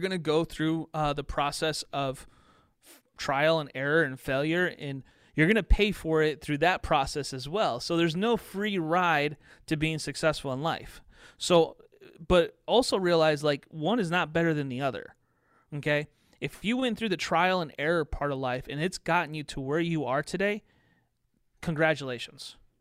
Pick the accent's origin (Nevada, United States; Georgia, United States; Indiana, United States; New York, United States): Indiana, United States; southern; moved away; also born or lived in Chicago, Illinois; I ended up graduating in a small town in southern Indiana